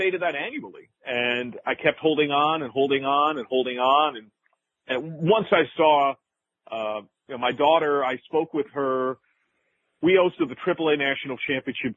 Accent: Jersey Shore, New Jersey, United States; my hometown of the Jersey Shore

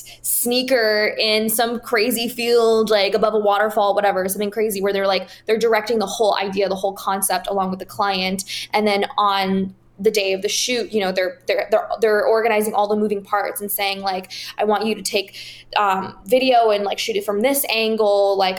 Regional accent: Paris, Île-de-France, France; also born or lived in Washington, DC, United States; I'm originally from Paris, France. I grew up between DC and Paris. So … is homage to my my French side.

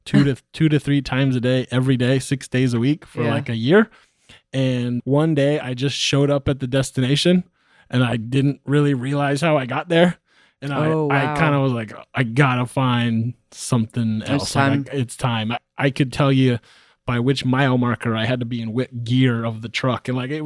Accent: California, United States; also born or lived in Texas; now in Oklahoma City, United States; The story, I'm from California originally. I was living in Texas. I now live in Oklahoma City, Oklahoma.

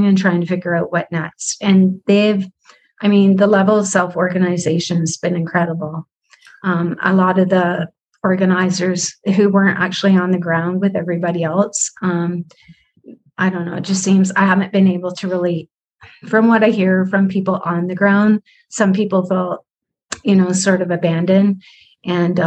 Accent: Canada; even being Canadian

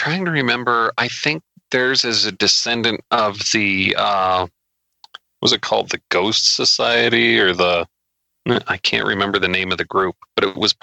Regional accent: United States; I'm an American

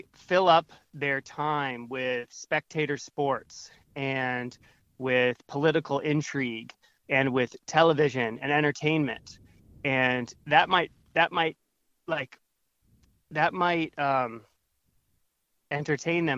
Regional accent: Northern Virginia, United States; moved away as an adult; also born or lived in New York City; I grew up in Northern Virginia, suburban

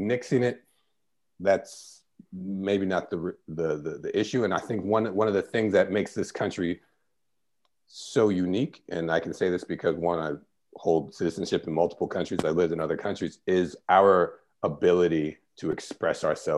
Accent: United States; born or raised there

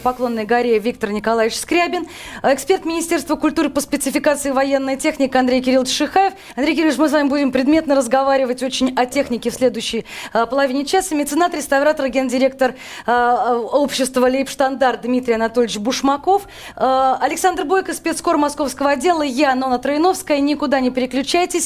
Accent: Moscow, Russia; Все мы, в общем, москвичи

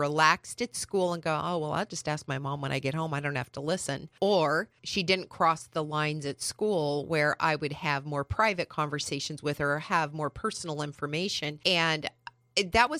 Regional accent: San Bernardino Mountains, California, United States; now in San Diego, United States; I grew up in the San Bernardino Mountains, where Forest Home is

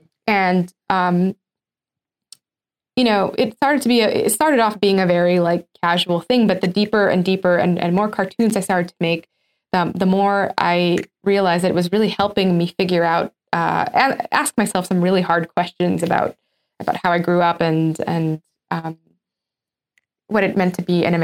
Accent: Egypt; growing up in Egypt

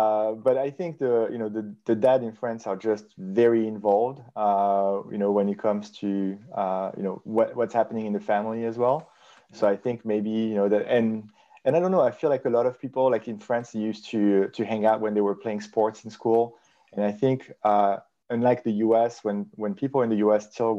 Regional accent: South Africa; So Nico, I'm from South Africa

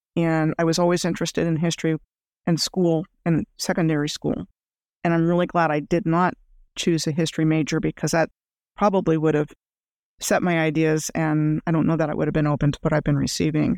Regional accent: Rockville, Maryland, United States; moved away as an adult; also born or lived in Gaithersburg, Maryland / Germany / New Mexico / Fairbanks, Alaska; I grew up outside of Washington, D C, in a place called Rockville, Maryland.

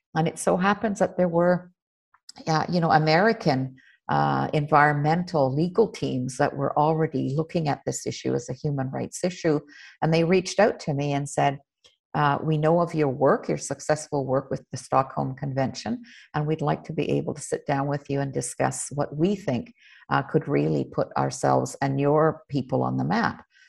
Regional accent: Nunavik, Ungava region, Quebec, Canada; I was born in Nunavik

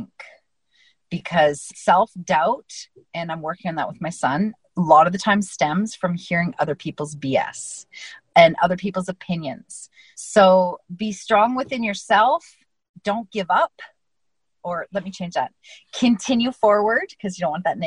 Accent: Canada; I'm Canadian

